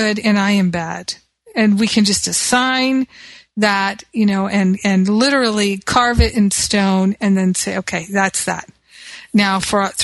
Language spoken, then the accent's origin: English; United States; because I'm American